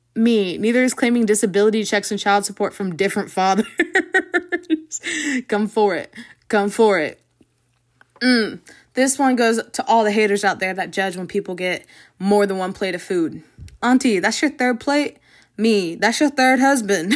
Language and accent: English; Jacksonville, Florida, United States; the rest of our family has born and raised in Jacksonville, and a lot of them stayed here